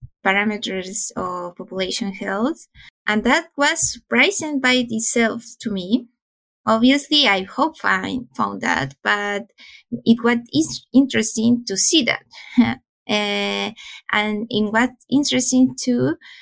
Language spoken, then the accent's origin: English; Chile; I'm from Chile and I'm a pharmacist